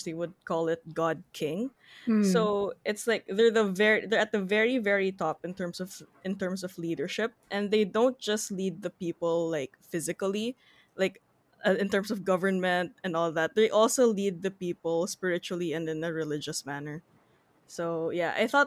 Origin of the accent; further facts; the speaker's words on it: Philippines; as a Filipino